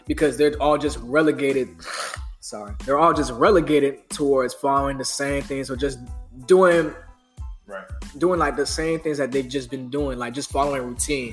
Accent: Pompano Beach, Florida, United States; I'm from Pompano Beach, Florida

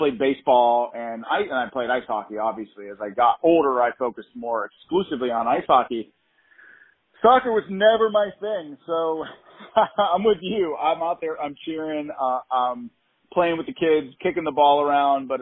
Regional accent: Pittsburgh, Pennsylvania, United States; We're from Pittsburgh

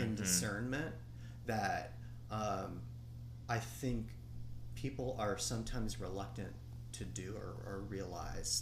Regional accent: Cajun, Louisiana, United States; also born or lived in Mississippi; as a Cajun raised in that kind of tradition

